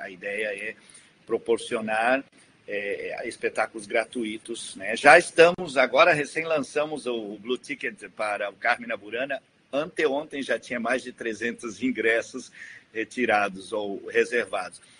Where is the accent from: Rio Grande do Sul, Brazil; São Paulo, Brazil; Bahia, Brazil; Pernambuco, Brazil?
Rio Grande do Sul, Brazil; moved away; eu estou muito orgulhoso de voltar à minha terra como diretor da Orquestra de Sopros